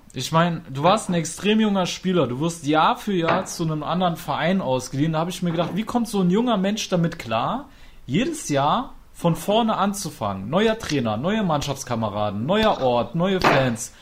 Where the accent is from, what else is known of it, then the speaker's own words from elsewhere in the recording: Trier, Rhineland-Palatinate, Germany; moved away; also born or lived in Cologne; Ich bin eigentlich ursprünglich aus Trier